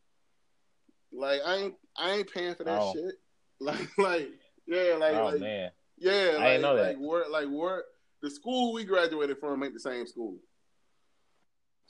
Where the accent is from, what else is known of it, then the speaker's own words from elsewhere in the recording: St. Louis, Missouri, United States; I know where I come from. I come from St. Louis. But, I mean, for us, like me being a St. Louis nigga is all the culture I need. Like, I'm from here